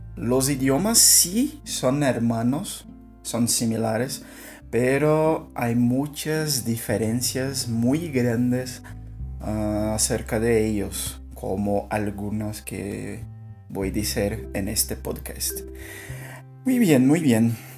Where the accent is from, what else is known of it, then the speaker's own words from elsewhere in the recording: Brazil; first language Portuguese; Spanish is a second language; soy un brasileño que estoy estudiando español